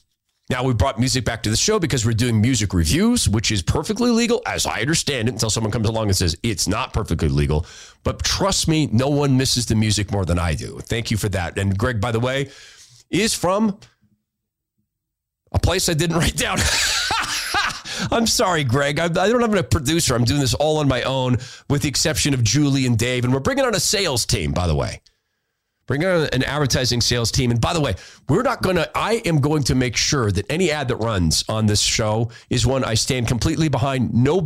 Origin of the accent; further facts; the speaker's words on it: Washington, United States; now in Queen Creek, United States; having been born and raised in Washington State. My mom and siblings still live there. God help them. But my husband and I have always voted with our feet and our pocketbooks and decided to move down to Arizona about 9 years ago.